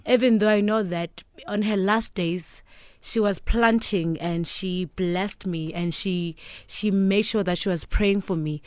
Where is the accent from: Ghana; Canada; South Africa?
South Africa; Duduza, Gauteng; also born or lived in Eshowe, KwaZulu-Natal / Empangeni, KwaZulu-Natal; I grew up in the East Rand of Duduza.